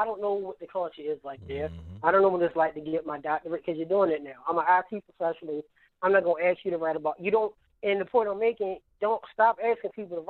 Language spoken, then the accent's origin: English; Baltimore, Maryland, United States; accent: Baltimore; I see y'all talking about my Baltimore accent.